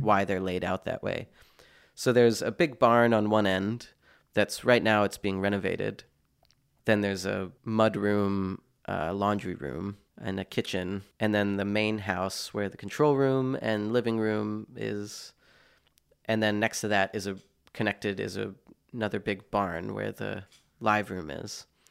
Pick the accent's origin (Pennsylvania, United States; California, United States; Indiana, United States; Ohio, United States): Pennsylvania, United States; moved away; also born or lived in Boston, Massachusetts / United Kingdom; I'm from Pennsylvania originally, having lived here f, in Boston for twelve years, now spending time in the U K